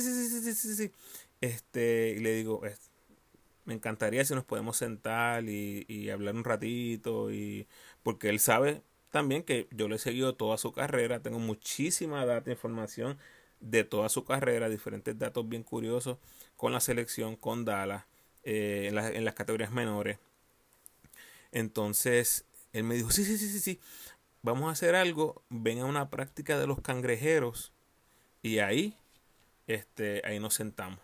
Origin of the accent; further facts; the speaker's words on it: Puerto Rico; moved away; yo como boricua que soy